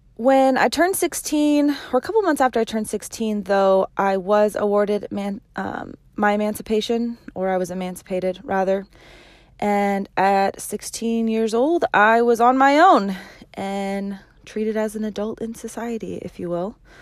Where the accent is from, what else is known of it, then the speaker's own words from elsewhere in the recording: Medford, Oregon, United States; also born or lived in Hot Springs, Arkansas; I am from Medford, Oregon. I was born and raised right here in the Rogue Valley.